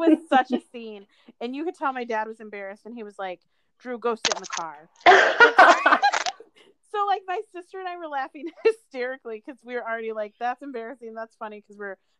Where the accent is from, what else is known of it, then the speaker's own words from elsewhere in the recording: United States; I'm literally living in the same place where I was born and raised in America.